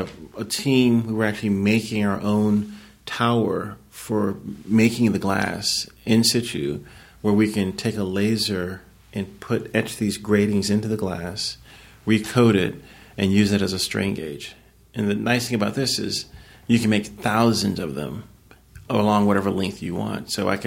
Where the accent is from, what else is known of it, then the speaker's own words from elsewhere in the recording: Lynchburg, Virginia, United States; He trained five blocks down the street from where I grew up in Lynchburg, Virginia.